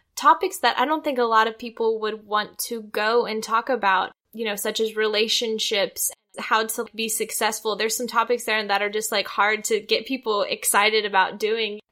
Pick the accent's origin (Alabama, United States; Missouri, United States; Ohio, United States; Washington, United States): Missouri, United States; outside the University of; I grew up outside the University of Missouri